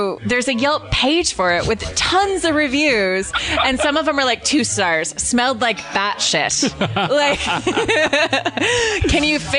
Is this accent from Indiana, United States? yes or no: no; Southern California, United States; I'm from Southern California.